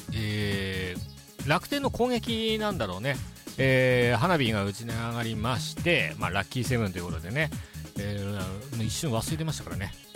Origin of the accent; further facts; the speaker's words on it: Ishinomaki, Miyagi, Japan; 僕もあの、地元が石巻